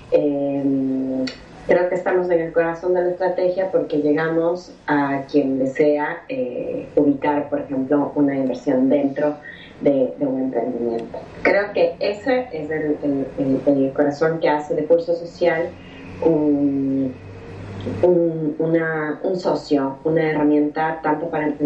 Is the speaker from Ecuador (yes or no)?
yes; Ecuador; moved away as an adult; now in Buenos Aires, Argentina; Este, sí, soy ecuatoriana, ojo. Yo